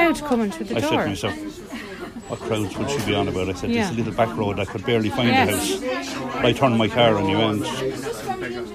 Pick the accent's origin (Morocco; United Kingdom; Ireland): Ireland; County Wicklow, Leinster; moved away